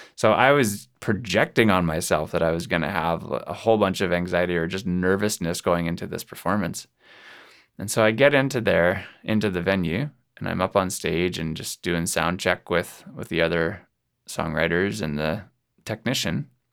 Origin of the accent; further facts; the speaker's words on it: Kelowna, British Columbia, Canada; my hometown here in Kelowna, BC.